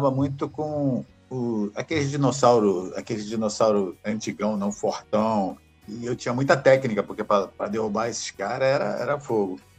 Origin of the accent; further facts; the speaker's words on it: Rio de Janeiro, Brazil; É carioca, nascido no Rio de Janeiro. É nascido e criado no Rio de Janeiro. Você conhece o Rio, o pessoal que conhece o Rio, eu nasci em Botafogo, fui registrado na Tijuca e fui morar no subúrbio